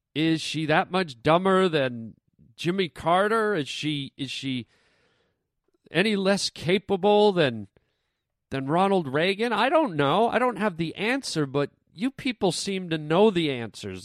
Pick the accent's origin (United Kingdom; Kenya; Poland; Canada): Canada; now in United States; I'm Canadian